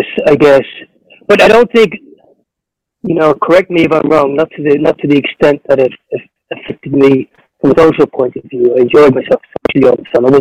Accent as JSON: {"language": "English", "town": "Duleek", "region": "Leinster", "country": "Ireland", "tie": "born or raised there", "also_born_or_lived": "England / Amsterdam, Netherlands / Portugal", "moved": "as an adult", "lives_now": "Mozambique"}